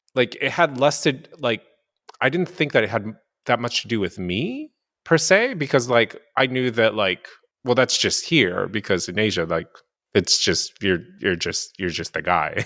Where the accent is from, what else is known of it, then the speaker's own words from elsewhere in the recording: Japan; moved away; I'm also half, half white, half Asian, and I grew up in Japan.